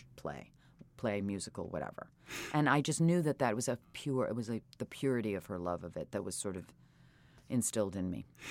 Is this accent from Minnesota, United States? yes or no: no; New York City, New York, United States; also born or lived in Britain / Wales; growing up in New York City, steeped in New York theater